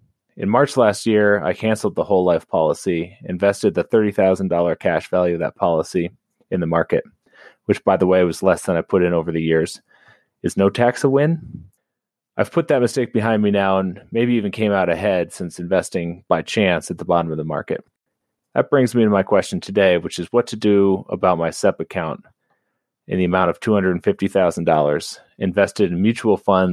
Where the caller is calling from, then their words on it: Colorado, United States; I'm Anonymous from Colorado.